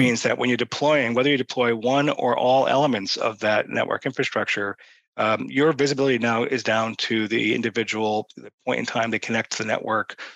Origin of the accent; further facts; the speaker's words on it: Boston, Massachusetts, United States; I'm from Boston